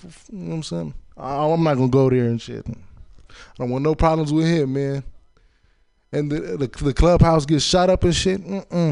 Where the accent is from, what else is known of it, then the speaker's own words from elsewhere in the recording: Chicago, Illinois, United States; I was born in Chicago